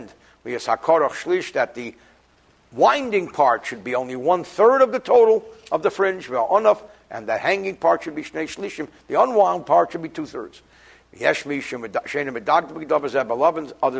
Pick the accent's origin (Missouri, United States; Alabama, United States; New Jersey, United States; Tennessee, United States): New Jersey, United States; I'm from New Jersey